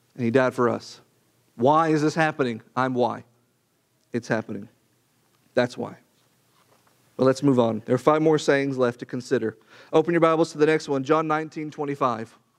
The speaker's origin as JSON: {"language": "English", "region": "Arkansas", "country": "United States", "tie": "born or raised there", "said": "When I was born, I was born in Arkansas"}